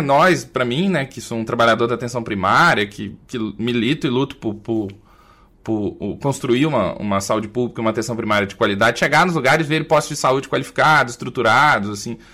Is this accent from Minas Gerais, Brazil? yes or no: yes; Minas Gerais, Brazil; accent: mineiro; also born or lived in Belo Horizonte; o meu sotaque é mineiro